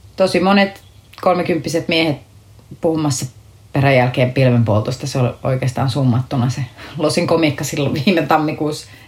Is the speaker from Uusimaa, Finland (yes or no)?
no; Akaa, Pirkanmaa, Finland; also born or lived in Tampere; mä oon syntynyt täällä Tampereella, mutta sitten mä oon, mä oon niin lapsuuteni asunut tuossa Akaa Viialassa, eli Viialan kylässä, semmoisessa siis 5000 asukkaan kylässä, kunnes sitten mä olin 14 kasiluokalle, me muutettiin takaisin Tampereelle